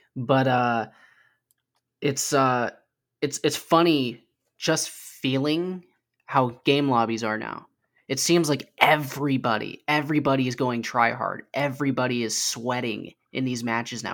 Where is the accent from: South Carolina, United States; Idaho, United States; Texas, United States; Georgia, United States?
Idaho, United States; my home state of Idaho